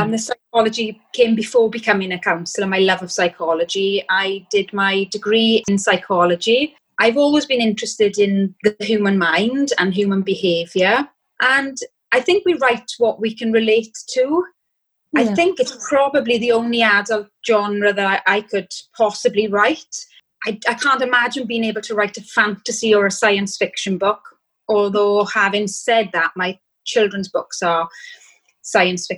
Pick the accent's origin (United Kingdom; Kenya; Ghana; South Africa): United Kingdom; Wales; I was born and bred in Wales